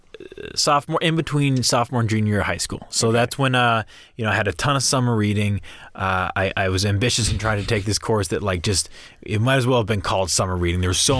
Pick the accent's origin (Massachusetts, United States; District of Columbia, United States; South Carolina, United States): Massachusetts, United States; Hingham; Hingham, Massachusetts, my hometown.